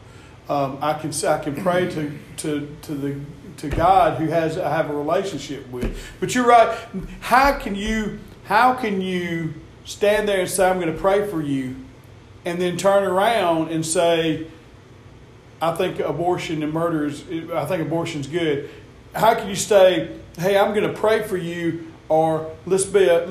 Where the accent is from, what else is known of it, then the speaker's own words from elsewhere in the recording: the South, United States; we're from the South